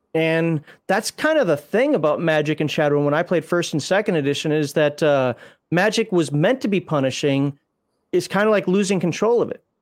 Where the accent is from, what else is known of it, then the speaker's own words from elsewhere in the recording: United States; I'm American